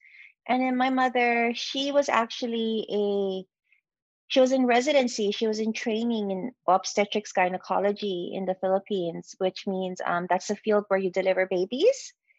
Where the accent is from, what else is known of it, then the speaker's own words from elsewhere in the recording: Hawaii, United States; also born or lived in Los Angeles; Born and raised in Hawaii. My preferred pronouns are she and her. My parents are immigrants. So everything I've done has been in Hawaii. I'm a first generation.